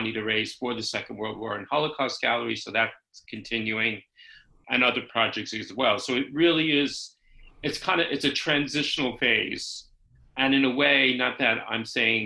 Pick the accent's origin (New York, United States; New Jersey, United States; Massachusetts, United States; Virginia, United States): New York, United States; New York City; moved away as an adult; also born or lived in San Francisco / London; now in United Kingdom; I actually grew up in New York City